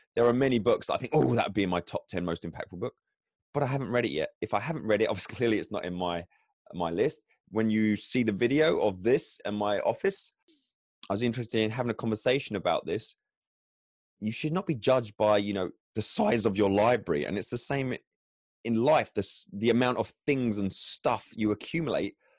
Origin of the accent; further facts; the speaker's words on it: England, United Kingdom; I am English